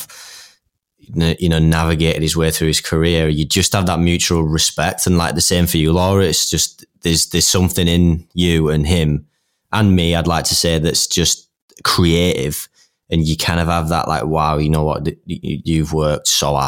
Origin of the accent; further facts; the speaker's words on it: Leeds, Yorkshire and the Humber, United Kingdom; we're both from Leeds.